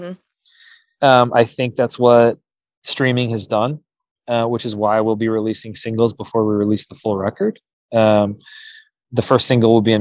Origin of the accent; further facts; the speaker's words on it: United States; Was part of the Olympic development program here as a youth